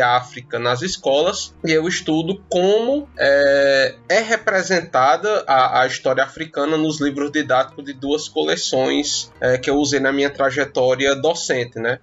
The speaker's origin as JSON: {"language": "Portuguese", "town": "Juazeiro do Norte", "region": "Ceará", "country": "Brazil", "tie": "born or raised there", "said": "eu sou nascida, criada e vivo em Juazeiro do Norte"}